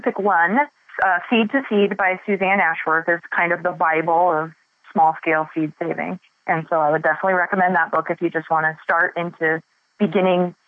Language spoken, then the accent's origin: English; Boise, Idaho, United States; I was born and raised in Boise